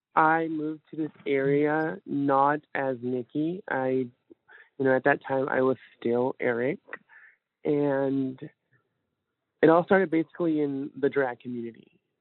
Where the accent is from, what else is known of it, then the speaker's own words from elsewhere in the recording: California, United States; also born or lived in Fort Smith, Arkansas; now in Northwest Arkansas, United States; Originally, I'm from California. Um, my parents moved to Fort Smith